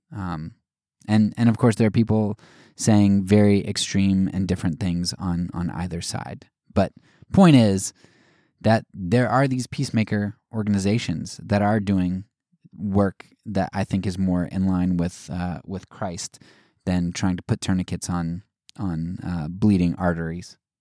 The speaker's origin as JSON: {"language": "English", "country": "United States", "said": "as an American"}